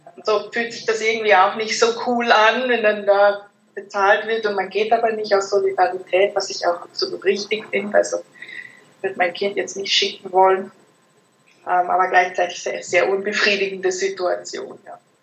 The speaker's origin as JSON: {"language": "German", "country": "Germany", "moved": "as an adult", "lives_now": "Zurich, Switzerland", "said": "wie man hört, bin ich aus Deutschland, wohne jetzt seit fast 10 Jahren"}